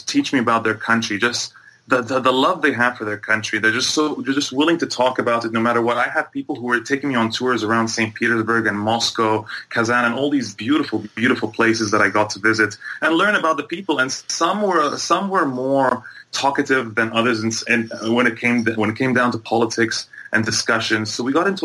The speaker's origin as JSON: {"language": "English", "country": "Egypt", "tie": "born or raised there", "also_born_or_lived": "Bahrain / Toronto, Canada", "moved": "as an adult", "said": "I grew up between Egypt and Bahrain for the first part of my life, and into my early teenage years. Then I moved back to Egypt, and then by the time I was coming to go to university, I moved to Canada"}